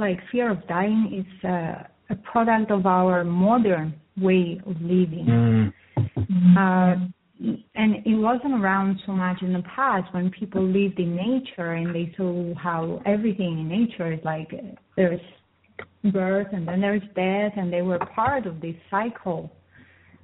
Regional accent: Cyprus; Even I come from Cyprus, and I grew up in a village

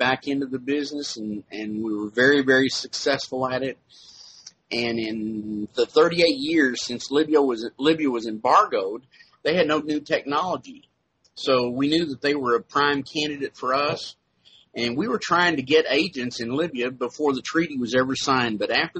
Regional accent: Texas, United States; Well, I was originally from Texas.

